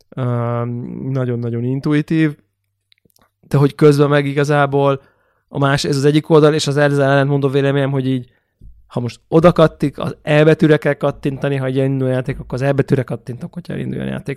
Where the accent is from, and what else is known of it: Hungary